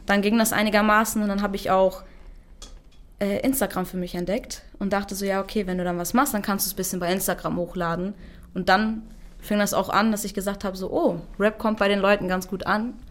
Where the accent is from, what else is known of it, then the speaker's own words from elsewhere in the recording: Germany; ich komme aus Deutschland, trage einen kurdischen Namen